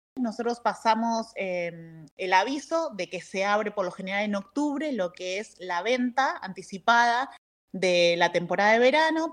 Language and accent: Spanish; Buenos Aires, Argentina; moved away as an adult; now in San Rafael, Argentina; soy de Buenos Aires, pero ya radicada acá en San Rafael hace más de 17 años.